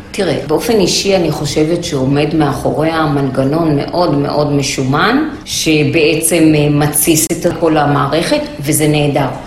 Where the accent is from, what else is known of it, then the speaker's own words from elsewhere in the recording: Haifa, Haifa District, Israel; אני גדלתי בוואדי שיח בחיפה